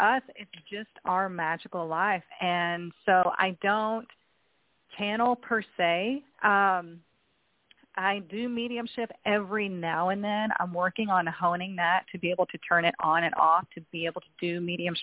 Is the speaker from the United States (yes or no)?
yes; Texas, United States; I grew up in Texas